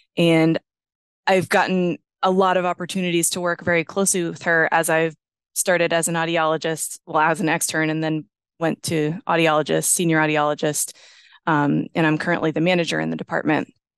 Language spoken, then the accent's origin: English; Johnstown, Pennsylvania, United States; now in Pittsburgh, United States; I grew up in Johnstown, Pennsylvania